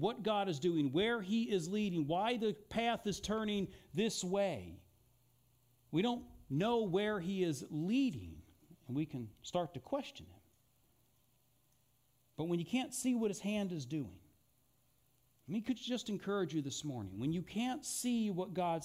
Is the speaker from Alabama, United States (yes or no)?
no; Eugene, Oregon, United States; also born or lived in Philadelphia, Pennsylvania / Italy; I was born outside of Philadelphia. I was raised here in Eugene.